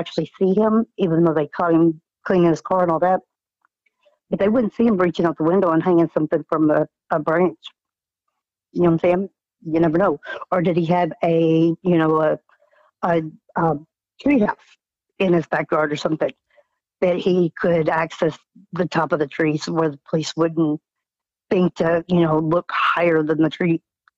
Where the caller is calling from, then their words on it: Indiana, United States; I'm calling from Indiana.